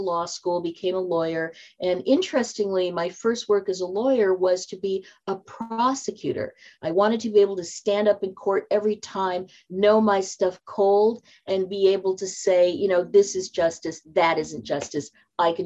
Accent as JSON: {"language": "English", "town": "Seattle", "region": "Washington", "country": "United States", "tie": "born or raised there", "also_born_or_lived": "Silicon Valley, California", "moved": "as an adult", "said": "I moved back to my hometown of Seattle"}